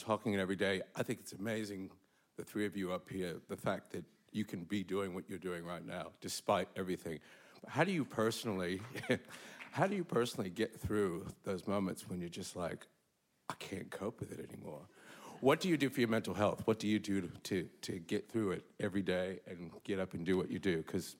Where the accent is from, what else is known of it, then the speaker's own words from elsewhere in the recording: United States; moved away as an adult; now in Australia; I've been in Australia. I was born in America and for 26 years and 28 years here.